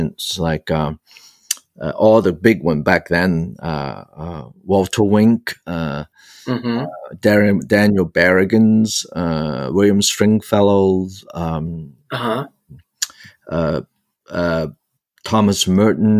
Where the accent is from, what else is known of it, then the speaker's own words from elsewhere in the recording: Hong Kong; also born or lived in New York City, United States / Los Angeles, United States; now in United States; back where I was born in Hong Kong, it was the Anglican Church in Hong Kong